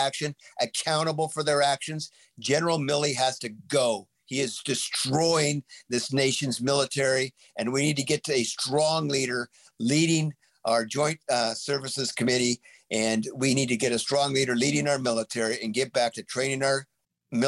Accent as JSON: {"language": "English", "town": "Sunnyside", "region": "Washington", "country": "United States", "tie": "born or raised there", "said": "when I was a kid growing up in Sunnyside, you got up in the morning, you went out and you cut asparagus in the morning"}